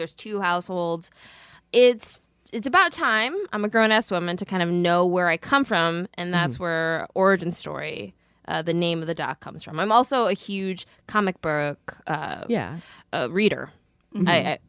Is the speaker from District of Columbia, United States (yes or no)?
yes; Washington, District of Columbia, United States; born there; I was born in Washington, D.C. My parents are refugees from Laos.